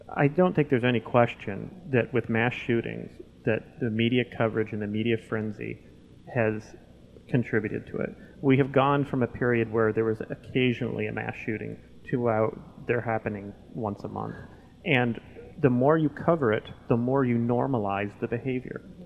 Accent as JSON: {"language": "English", "town": "Lewistown", "region": "Montana", "country": "United States", "tie": "born or raised there", "said": "in my hometown of Lewistown, Montana"}